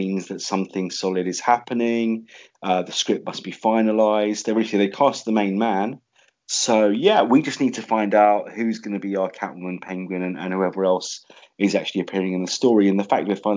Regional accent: London, United Kingdom; London, my hometown.

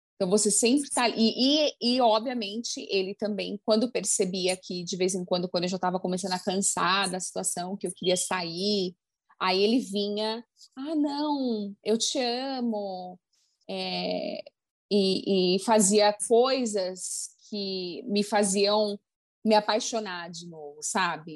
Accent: Brazil; now in United States; crescendo no Brasil

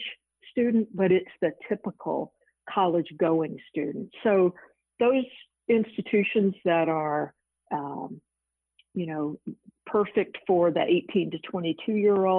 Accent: Atlanta, Georgia, United States; moved away; also born or lived in Illinois / Virginia / Washington; I grew up near Emory University in Atlanta

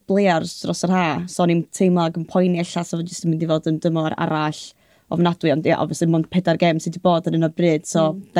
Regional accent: London, United Kingdom; Na, dwi'n dod o Llundain, na, do.

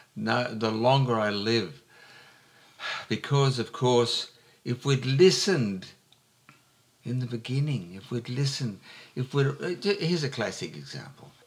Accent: Joondalup, Western Australia, Australia; now in Albany, Australia; it's Joondalup, my hometown

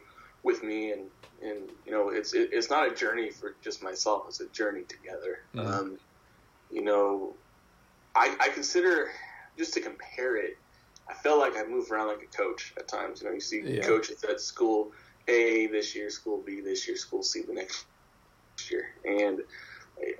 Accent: Broken Bow, Nebraska, United States; moved away as an adult; My hometown newspaper in Brokenbow, Nebraska, called the Custer County Chief

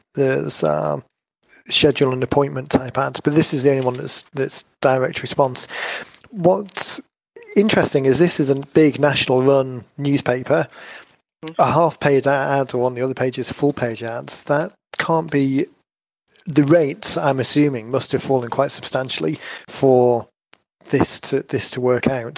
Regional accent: North Wales, United Kingdom; where I grew up in in North Wales

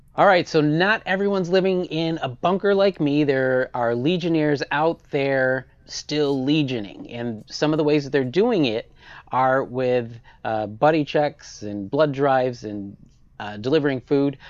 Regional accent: Michigan, United States; moved away; my home state, Michigan

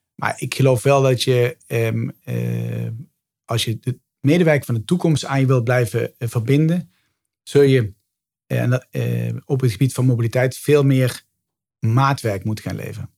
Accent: Limburg, Netherlands; now in Amsterdam, Netherlands; van origine ben ik een Limburger die naar het westen verhuisd is

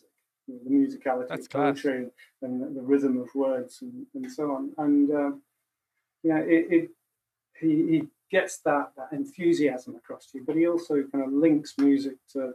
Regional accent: Macclesfield, North West England, United Kingdom; when I was growing up in Macclesfield.

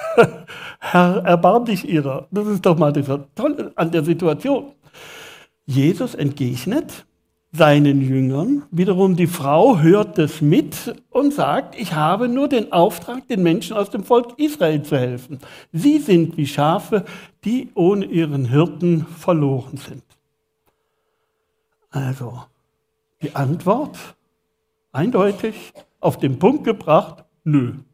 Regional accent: Villingen, Baden-Württemberg, Germany; Ich bin in Villingen geboren ich bin Schwarzwälder.

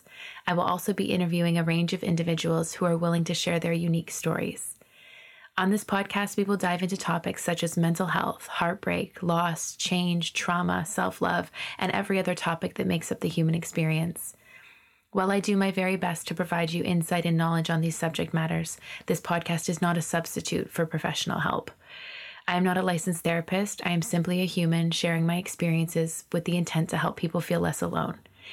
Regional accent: Ontario, Canada; moved away as an adult; also born or lived in Maritimes, Canada; I'm originally from Ontario and then I moved to the Maritimes when I was 22.

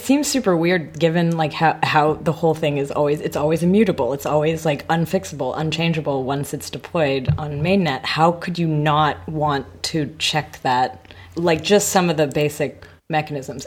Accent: Canada; moved away; My home country, but not my home city

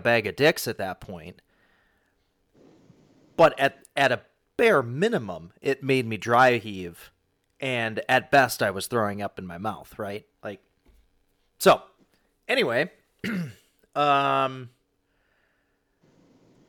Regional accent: same hometown as Kevin Sorbo, Midwest, United States; I am from the same hometown as Kevin Sorbo

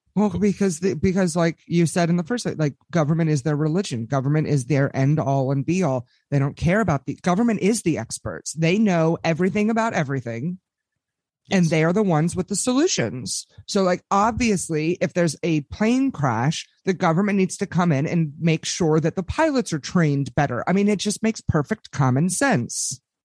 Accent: Washington, District of Columbia, United States; I am broadcasting to you people live from the swamp, belly of the beast, born and raised in Washington, D.C.

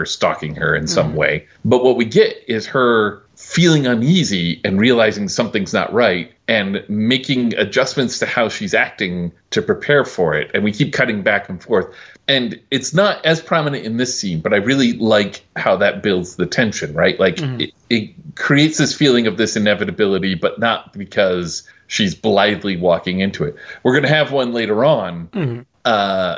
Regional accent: Midwest, United States; moved away; I was from the Midwest

